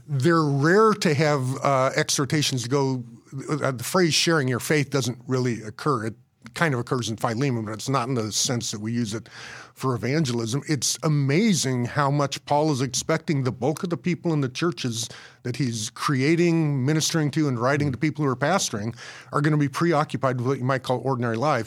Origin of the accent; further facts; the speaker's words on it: Colorado, United States; I grew up in Colorado